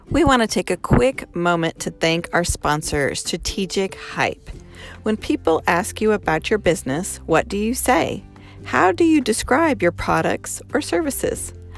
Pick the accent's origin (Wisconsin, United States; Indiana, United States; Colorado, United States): Colorado, United States; Boulder; moved away; also born or lived in Sand Springs; I'm from Boulder